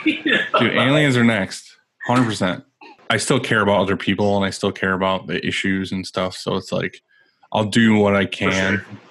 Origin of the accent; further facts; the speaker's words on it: New York, United States; Upstate New York.